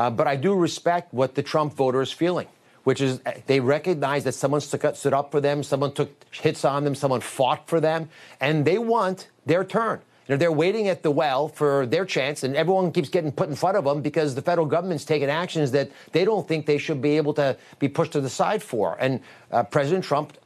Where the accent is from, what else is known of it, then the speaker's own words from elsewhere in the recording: United States; I am an American living in America